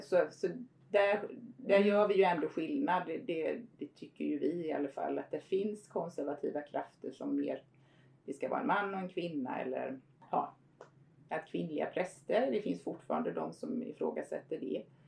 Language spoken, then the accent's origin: Swedish; Förlanda parish, Halland County, Sweden; also born or lived in Harplinge / Steninge; jag är ju född och uppvuxen då Eh, i Förlanda församling mm. eller som numera Fjärås Förlanda